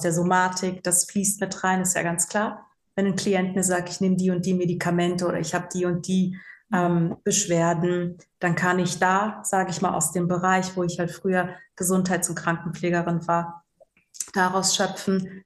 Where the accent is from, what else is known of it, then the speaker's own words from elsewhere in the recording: Rhein-Sieg-Kreis, North Rhine-Westphalia, Germany; also born or lived in Bangui, Central African Republic / Cologne; bin wirklich im Rhein-Sieg-Kreis groß geworden. Deswegen sage ich immer ganz ehrlich, ich habe nur den Tan, aber eigentlich bin ich so richtig Rheinländerin